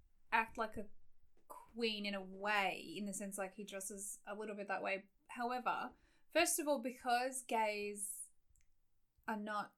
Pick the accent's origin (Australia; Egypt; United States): Australia; So I came from Australia where we had